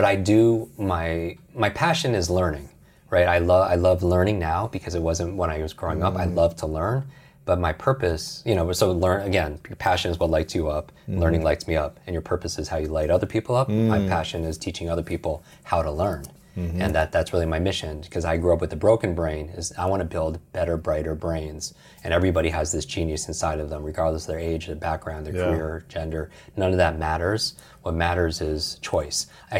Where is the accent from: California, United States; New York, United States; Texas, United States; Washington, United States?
New York, United States; Westchester; So I grew up outside New York City in Westchester, New York, which is the home of the X-Men